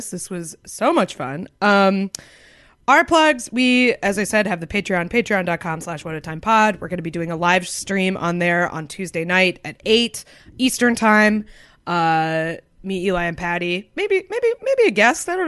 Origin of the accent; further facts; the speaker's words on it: Concord, New Hampshire, United States; Concord, New Hampshire.